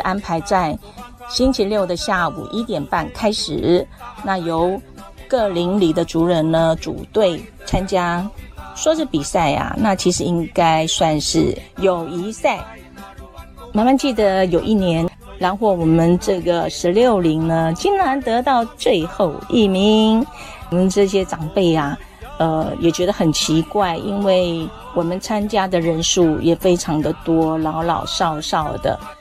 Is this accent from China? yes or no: no; Chenggong, Taitung County, Taiwan; 我出生在台东成功镇的都立部落